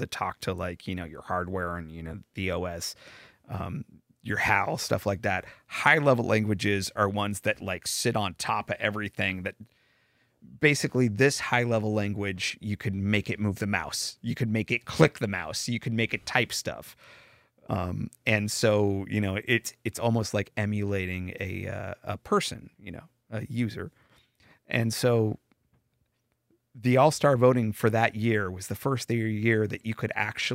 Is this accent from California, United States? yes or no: yes; Bay Area, California, United States; born and raised in the Bay Area